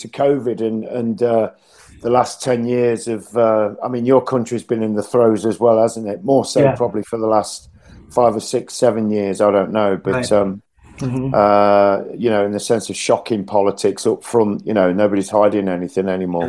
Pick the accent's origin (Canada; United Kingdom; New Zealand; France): United Kingdom; England; Because we're English primarily, you know.